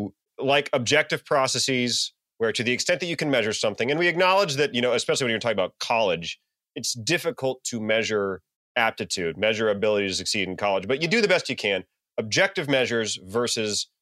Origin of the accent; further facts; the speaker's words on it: Virginia, United States; in Virginia, I am at a conservative public high school